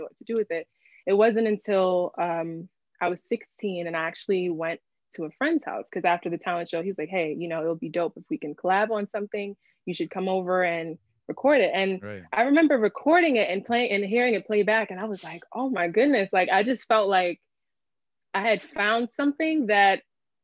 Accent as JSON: {"language": "English", "town": "Philadelphia", "region": "Pennsylvania", "country": "United States", "tie": "born or raised there", "said": "I grew up in Philly, nice town area, basically North Philly."}